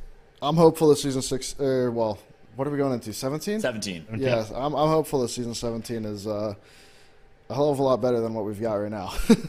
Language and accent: English; New Jersey, United States; New Jersey, East Coast.